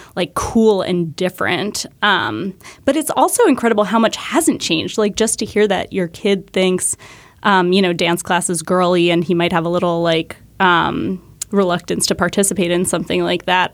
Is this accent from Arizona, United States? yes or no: no; New Hampshire, United States; I grew up in New Hampshire